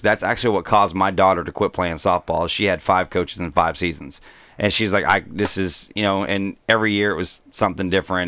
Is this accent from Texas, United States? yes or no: yes; Mesquite, Texas, United States; I grew up in Mesquite, Texas